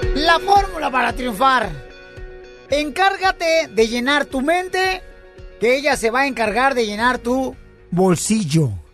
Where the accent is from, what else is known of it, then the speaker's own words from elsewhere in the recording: Jalisco, Mexico; Soy del estado de Jalisco, el estado más hermoso de la República Mexicana, paisano